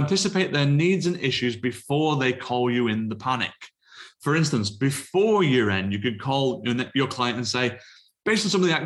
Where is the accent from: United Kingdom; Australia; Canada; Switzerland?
United Kingdom; being British